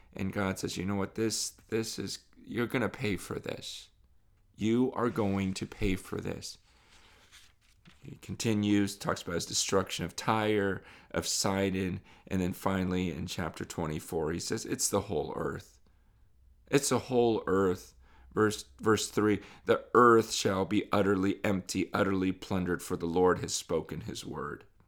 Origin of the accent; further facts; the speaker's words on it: United States; growing up in America